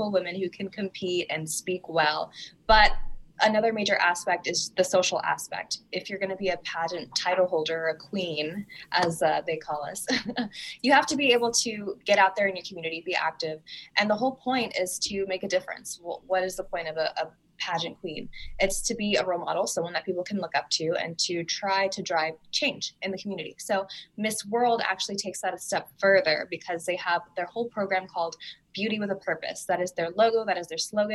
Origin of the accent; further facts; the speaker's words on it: Puerto Rico; also born or lived in Maryland; now in Chicago, United States; I was born in Puerto Rico and I'm from there